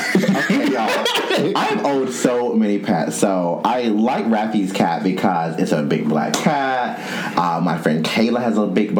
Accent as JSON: {"language": "English", "region": "the South", "country": "United States", "said": "I'm from the South"}